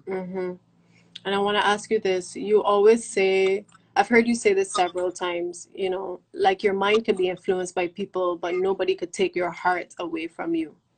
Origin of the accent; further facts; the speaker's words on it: Barbados; me as a Bajan